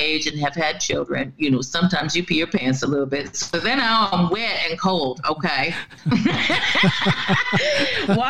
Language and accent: English; Florida, United States; moved away as an adult; now in Norway; I come from Florida, you know, no matter what time of year it is, we basically have between 10 and 12 hours of sunlight every day, you know, and we get the 3 o'clock, you know, it's, our weather used to be by the time when I was growing up